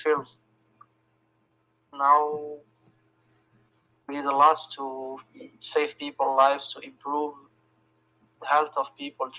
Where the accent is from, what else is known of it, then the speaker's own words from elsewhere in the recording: Algeria; English is a second language; I'm from Algeria.